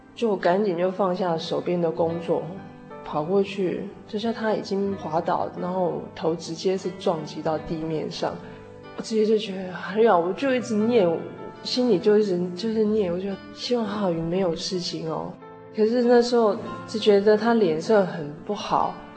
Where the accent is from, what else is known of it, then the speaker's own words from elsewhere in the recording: Tainan, Taiwan; also born or lived in Tamsui; 我台南人，现在属淡水教会，目前从事会计的工作